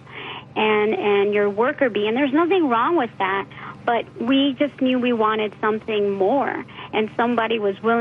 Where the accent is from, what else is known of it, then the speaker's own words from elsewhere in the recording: Miami, Florida, United States; moved away as an adult; also born or lived in Pennsylvania; now in San Antonio, United States; I'm originally from Miami, Florida